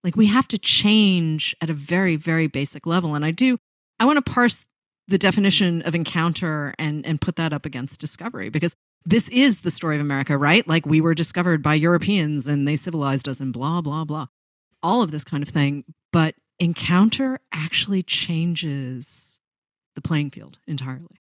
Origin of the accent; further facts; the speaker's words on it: outside of Boston, Massachusetts, United States; moved away as an adult; also born or lived in Los Angeles; now in New York, United States; I grew up outside of Boston